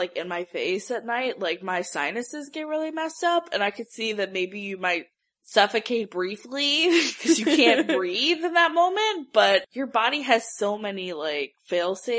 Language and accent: English; Ocala, Florida, United States; now in Gainesville, United States; my hometown in Ocala